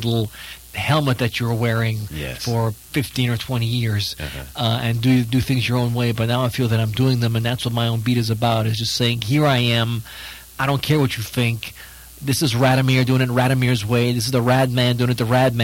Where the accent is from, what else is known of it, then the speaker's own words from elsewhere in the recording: New Orleans, Louisiana, United States; also born or lived in Vienna, Austria / New York City; now in Los Angeles, United States; But I moved here when I was 2 and a half, and I grew up in New Orleans